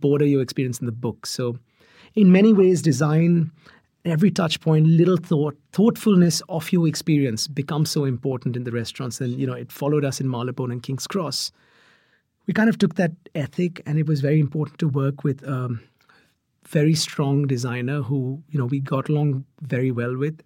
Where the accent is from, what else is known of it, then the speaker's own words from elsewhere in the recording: Mumbai, Maharashtra, India; I grew up in Mumbai